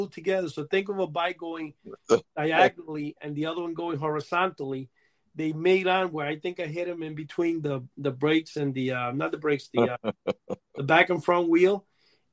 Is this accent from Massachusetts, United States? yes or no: no; New York City, New York, United States; also born or lived in Cuba; I used to live like in 173rd Street, where I grew up in Washington Heights.